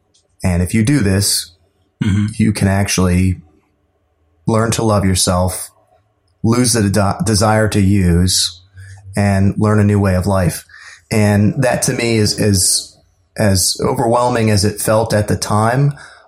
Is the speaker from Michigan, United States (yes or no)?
no; Laurel, Maryland, United States; also born or lived in Deltona, Florida; I am from the Maryland area. Grew up in Laurel and a little bit in Florida and moved around a lot.